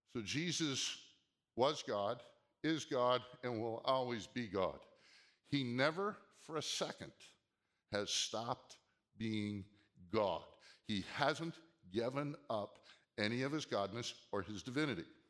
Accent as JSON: {"language": "English", "region": "Minnesota", "country": "United States", "tie": "born or raised there", "also_born_or_lived": "Seattle", "moved": "yes", "lives_now": "Southern California, United States", "said": "growing up in Minnesota and then living in Seattle"}